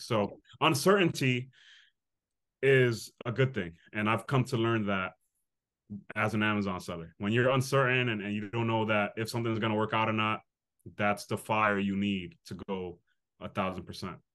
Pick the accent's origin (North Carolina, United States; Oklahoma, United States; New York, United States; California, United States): New York, United States; New York City; I grew up in the Bronx, the inner city